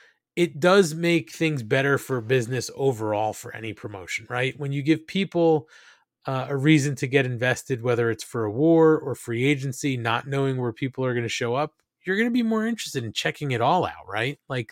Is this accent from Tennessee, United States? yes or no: yes; Nashville, Tennessee, United States; I was born and raised here in Nashville